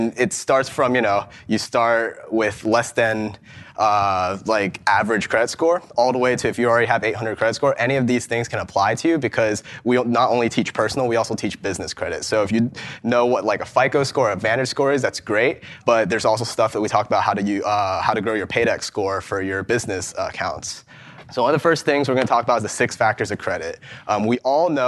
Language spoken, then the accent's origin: English; Ohio, United States; I'm from Ohio